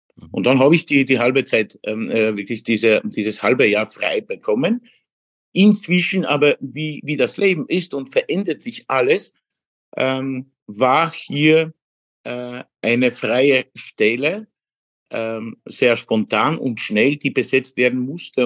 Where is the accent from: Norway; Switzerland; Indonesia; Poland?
Poland; Legnica area, Lower Silesian Voivodeship; German is a second language; moved away as an adult; now in Vienna, Austria; Eigentlich ähm, meine Heimat, wo ich geboren bin, ist Niederschlesien, mhm. die Lignitz-Gegend